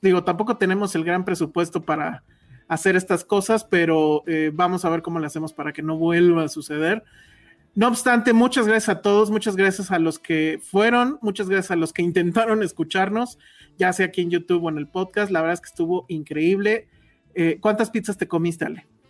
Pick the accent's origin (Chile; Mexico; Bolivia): Mexico; Los Cabos, Baja California Sur; yo vengo de Cabos